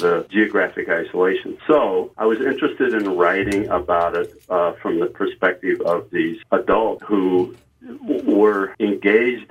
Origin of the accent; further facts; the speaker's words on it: Kentucky, United States; moved away; the Kentucky that I was a child